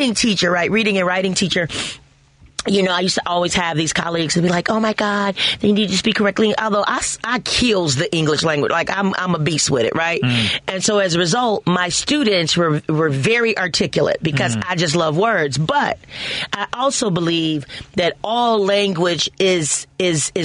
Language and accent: English; Chicago, Illinois, United States; I remember in Cabrini, like, the buildings had names